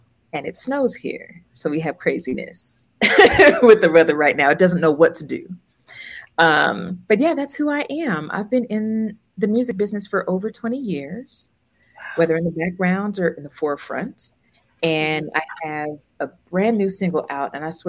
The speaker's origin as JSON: {"language": "English", "region": "Southern California", "country": "United States", "said": "I'm from Southern California"}